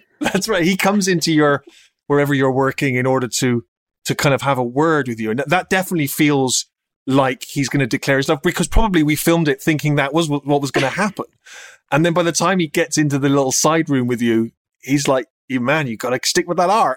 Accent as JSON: {"language": "English", "country": "United Kingdom", "said": "This is the British this is the way we do things here"}